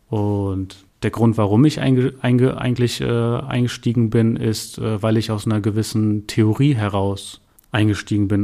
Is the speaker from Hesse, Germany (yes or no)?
yes; Darmstadt, Hesse, Germany; Ich bin auch gebürtiger Darmstädter, also ein echter Heiner. Ähm, bin hier zur Schule gegangen